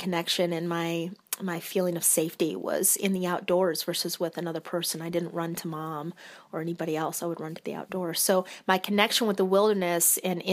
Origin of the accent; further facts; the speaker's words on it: Michigan, United States; moved away as an adult; I'm originally from Michigan, joined the military at 18, and I've traveled around quite a bit